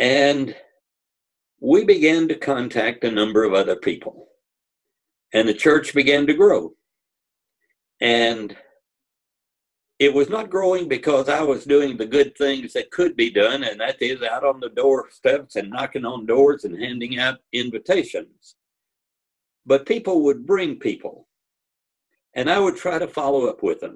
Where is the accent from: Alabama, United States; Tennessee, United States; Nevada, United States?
Tennessee, United States; Memphis; moved away as an adult; also born or lived in Florida / Abilene, Texas; I grew up in Memphis and went to Freed Hardeman College for 2 years.